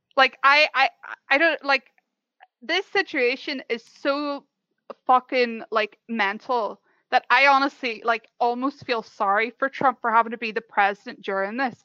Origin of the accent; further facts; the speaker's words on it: Ireland; I'm from Ireland